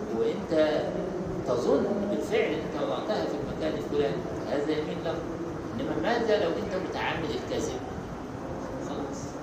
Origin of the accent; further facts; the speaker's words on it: Egypt; احنا عندنا في مصر